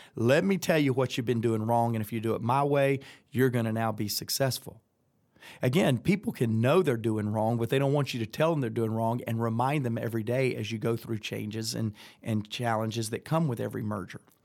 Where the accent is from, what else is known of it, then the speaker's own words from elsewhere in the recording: Atlanta, Georgia, United States; accent: Southern; I'm from Atlanta, Georgia